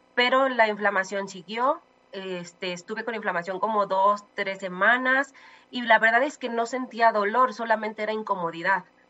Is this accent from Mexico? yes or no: yes; Mexico; amo, amo México, soy mexicana hasta los huesos